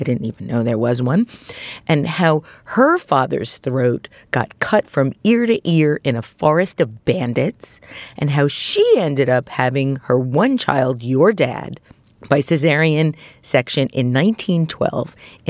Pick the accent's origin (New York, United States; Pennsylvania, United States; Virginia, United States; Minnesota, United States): New York, United States; Brooklyn; I, too, was brought up in Brooklyn. I come from Eastern European Jews. I'm very Russian Romanian.